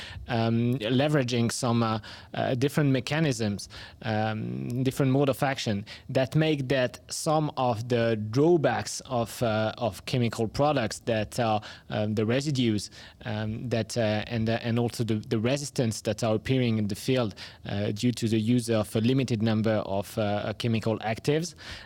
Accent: France; accent: French; English is a second language; we are home base in France, so that's where my accent comes from

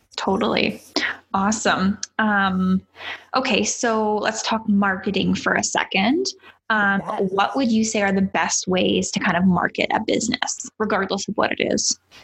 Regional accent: Canada; as a Canadian

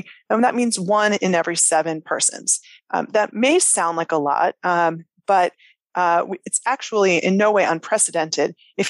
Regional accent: United States; growing up in the United States

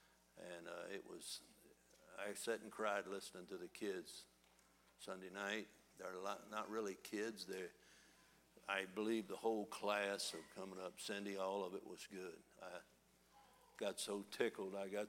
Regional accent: United States; accent: country hillbilly; I was raised in Northside. My parents were both from down in the lower part of Kentucky

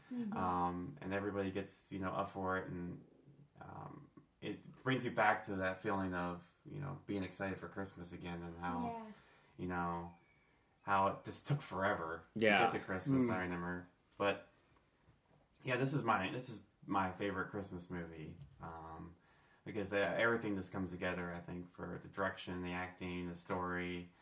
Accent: Northeast Ohio, United States; especially growing up in Northeast Ohio

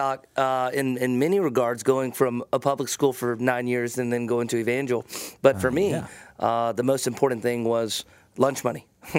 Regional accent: Keithville, Louisiana, United States; accent: twang; I'm from Shreveport, Keithville, actually.

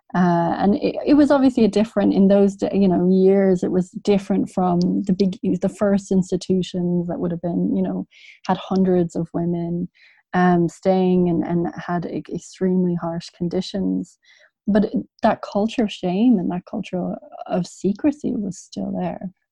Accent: Dublin, Leinster, Ireland; I grew up in Dublin

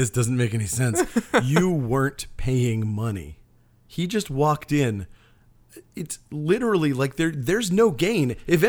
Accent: Maine, United States; I consider Northern Maine essentially the Deep South. I'm from Northern Maine.

